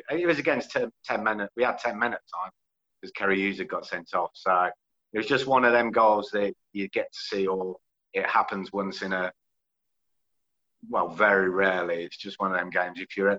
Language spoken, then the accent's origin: English; Luton, East of England, United Kingdom; we all knew each other growing up in Luton